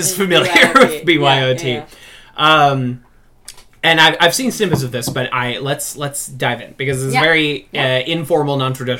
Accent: Warrenton, Missouri, United States; No, I'm from Warrenton, which is an hour in either direction from anything.

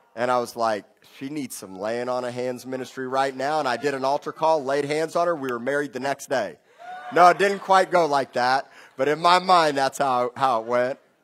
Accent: Miami, Florida, United States; also born or lived in Tulsa, Oklahoma; now in Corpus Christi, United States; I grew up in Miami, going to great beaches and the Gulf Stream and, and scuba diving in the Keys and the Bahamas

